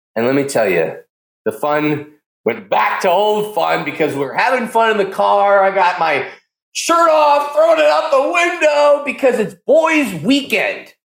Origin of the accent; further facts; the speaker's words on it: Pleasanton, California, United States; Pleasanton, California. It's my hometown. I'm from Pleasanton